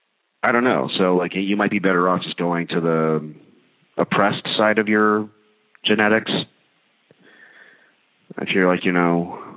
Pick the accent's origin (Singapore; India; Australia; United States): India; So I'm Indian. I wonder how the Indians would do.